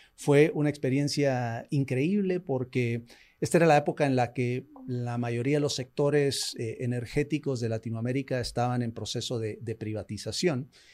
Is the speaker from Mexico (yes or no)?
no; Guatemala; moved away as an adult; also born or lived in United States; nací, en Guatemala, eh, los, primeros años de mi vida estuve, eh, los, primeros años de mi vida los pasé en Estados Unidos, después regresé acá, em, estudié acá hasta la secundaria